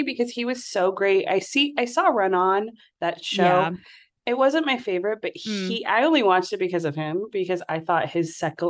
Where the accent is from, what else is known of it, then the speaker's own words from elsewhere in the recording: Southern California, United States; Let's see. I'm from California, Southern California, and I'm a teacher